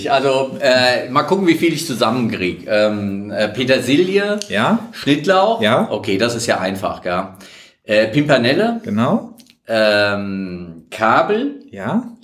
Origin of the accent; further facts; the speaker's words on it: Astheim, Hesse, Germany; Und meine Heimat, wo ich herkomme, wo ich geprägt und aufgewachsen bin, ist ähm, das kleine Dorf Astheim äh, zur Gemeinde Trebor gehört.